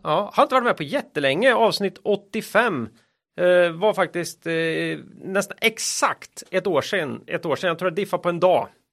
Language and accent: Swedish; Västergötland, Västra Götaland, Sweden; moved away; Jag är ju västgöte från början.